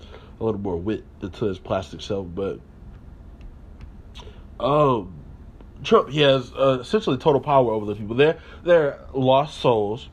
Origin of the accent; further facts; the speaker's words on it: United States; being an American